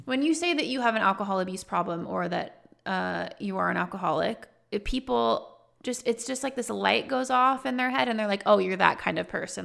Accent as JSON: {"language": "English", "region": "Texas", "country": "United States", "tie": "born or raised there", "said": "I grew up in Texas"}